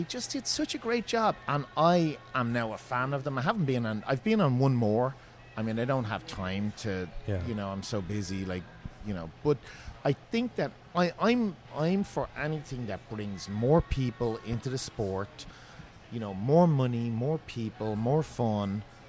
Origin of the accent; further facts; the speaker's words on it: Ireland; now in Seattle, United States; I'm Irish. I'm really a Guinness man.